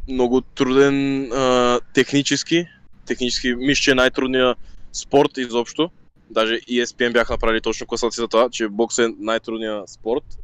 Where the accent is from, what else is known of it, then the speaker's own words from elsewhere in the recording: Bulgaria; also born or lived in Turkey; живял, живял съм в Турция, но съм роден тук. Роден съм тук в България.